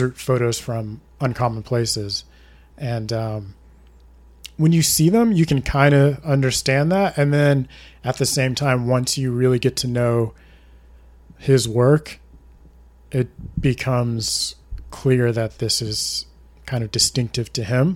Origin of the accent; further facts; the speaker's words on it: Houston, Texas, United States; I'm from Houston, so we would go from Houston to Alabama to visit my grandmother